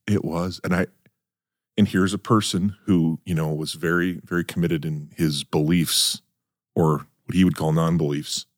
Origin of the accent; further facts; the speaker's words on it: North Dakota, United States; moved away; I grew up in North Dakota